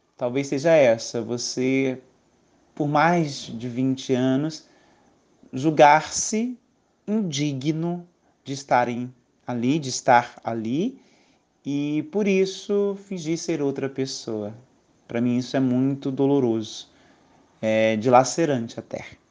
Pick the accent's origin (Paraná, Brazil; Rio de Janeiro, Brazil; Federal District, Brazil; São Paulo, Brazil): Federal District, Brazil; Brasília; moved away as an adult; now in Alagoas, Brazil; Sou de Brasília, uma cidade grande